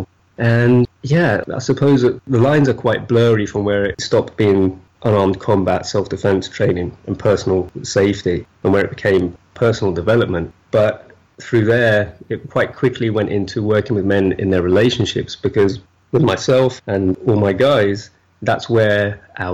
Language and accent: English; United Kingdom